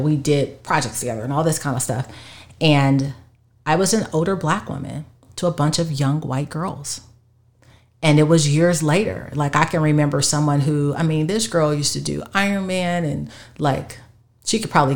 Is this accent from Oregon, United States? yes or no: no; Chicago, Illinois, United States; we're all from Chicago